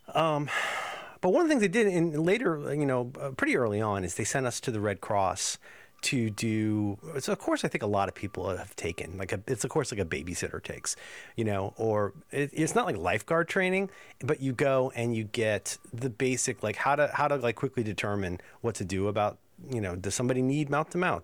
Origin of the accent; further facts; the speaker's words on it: Southwest Ohio, United States; I'm from Ohio, Southwest Ohio